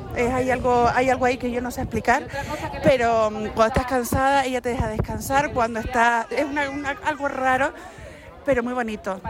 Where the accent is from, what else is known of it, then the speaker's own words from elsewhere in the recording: Arucas, Canary Islands, Spain; soy de toda la vida de aquí de Aruca